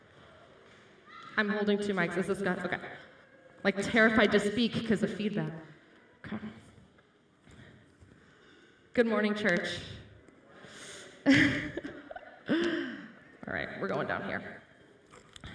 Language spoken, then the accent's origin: English; Upper Arlington, Ohio, United States; I grew up in Upper Arlington